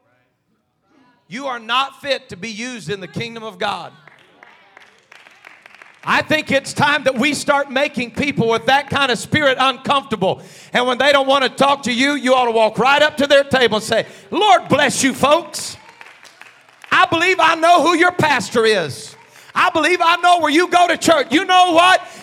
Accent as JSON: {"language": "English", "country": "United States", "said": "an American pastor"}